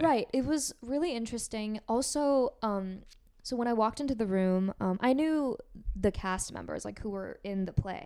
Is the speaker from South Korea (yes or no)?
yes; Seoul, South Korea; now in United States; I'm from Seoul, South Korea